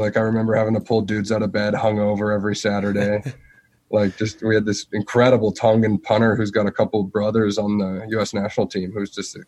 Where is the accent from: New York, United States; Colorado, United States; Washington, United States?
Colorado, United States; the mountains of; now in Denver, United States; Grew up in the mountains of Colorado